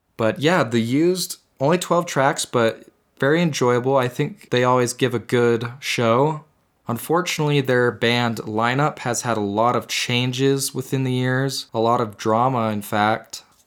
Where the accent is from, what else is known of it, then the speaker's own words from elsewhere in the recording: Utah, United States; Growing up in Utah my whole life